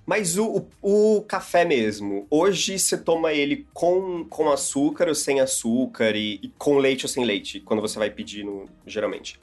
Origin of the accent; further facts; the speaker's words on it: Santa Catarina, Brazil; now in São Paulo, Brazil; em onde eu morava ou na minha família, em Santa Catarina